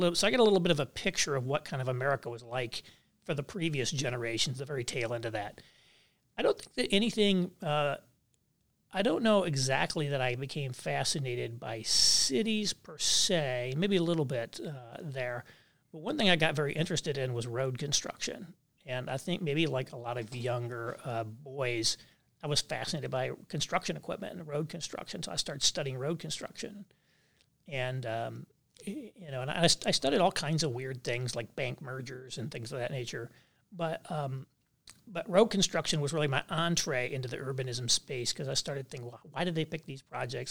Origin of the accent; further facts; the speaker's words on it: Harrison County, Indiana, United States; I lived in a rural area, but it wasn't remote. So Harrison County